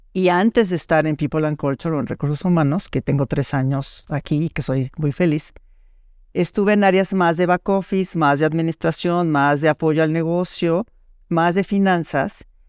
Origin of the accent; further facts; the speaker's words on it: Mexico; soy mexicana, vivo en la Ciudad de México